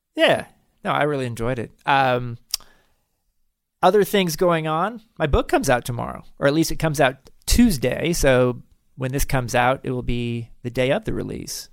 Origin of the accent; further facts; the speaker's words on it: United States; our country, a country of three hundred fifty million